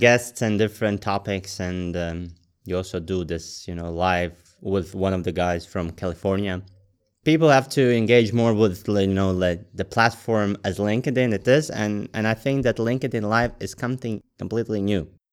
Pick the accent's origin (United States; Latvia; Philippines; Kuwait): Latvia; I'm from Latvia